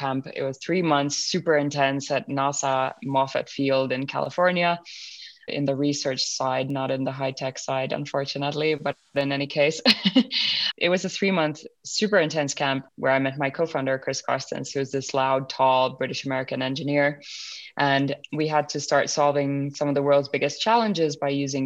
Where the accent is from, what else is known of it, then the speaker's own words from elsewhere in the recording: Finland; I was born and brought up in Finland.